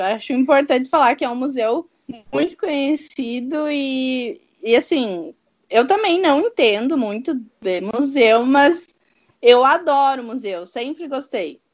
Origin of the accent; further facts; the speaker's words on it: Brazil; nós somos do Brasil